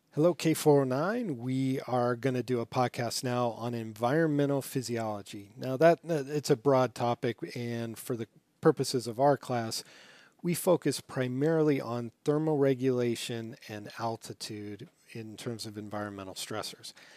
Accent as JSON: {"language": "English", "town": "Las Vegas", "region": "Nevada", "country": "United States", "tie": "born or raised there", "moved": "yes", "said": "I grew up in Las Vegas"}